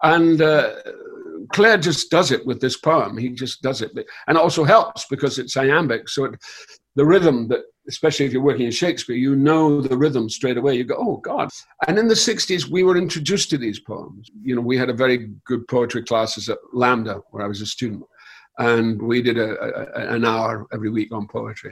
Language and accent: English; Scotland, United Kingdom; moved away as an adult; I was brought in from Scotland